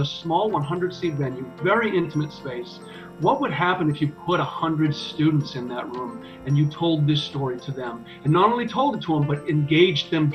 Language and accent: English; Boston, Massachusetts, United States; now in Florida, United States; I'm from Boston